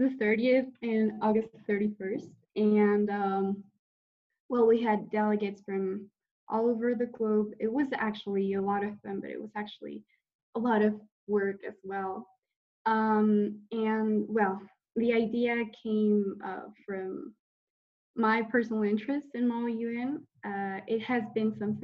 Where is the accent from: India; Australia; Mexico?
Mexico; I'm from Mexico